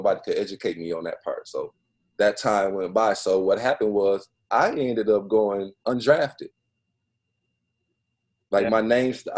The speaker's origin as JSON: {"language": "English", "town": "Flint", "region": "Michigan", "country": "United States", "tie": "born or raised there", "moved": "as an adult", "said": "I'm from Flint"}